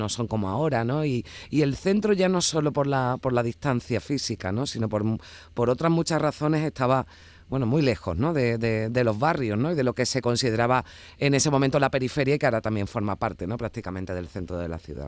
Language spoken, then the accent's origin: Spanish; Seville, Andalusia, Spain; nací en Sevilla, vivo en Sevilla y he, trabajado aquí en, Sevilla toda la vida